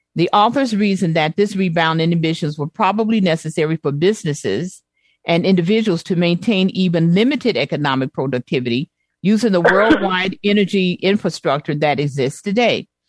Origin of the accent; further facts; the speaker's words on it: Chicago, Illinois, United States; growing up in Chicago